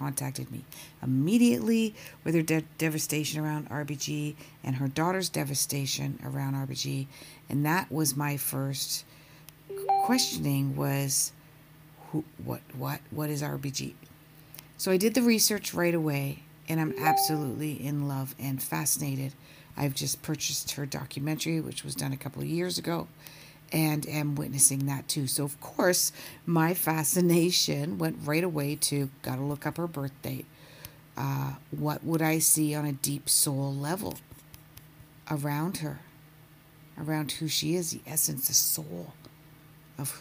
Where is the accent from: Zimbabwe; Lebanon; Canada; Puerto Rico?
Canada; now in Toronto, Canada; I am a Canadian based out of Toronto